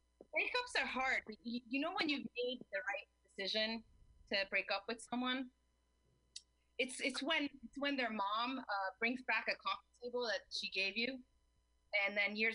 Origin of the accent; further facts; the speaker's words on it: New Jersey, United States; accent: Jersey; English is a second language; English is my second language because I learned English and Spanish at the same time, and I'm also from Jersey